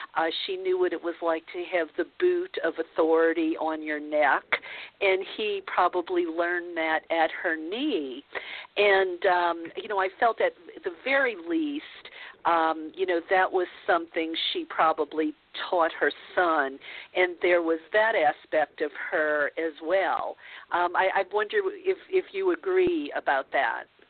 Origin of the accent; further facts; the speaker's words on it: the Bible Belt, United States; growing up in the Bible Belt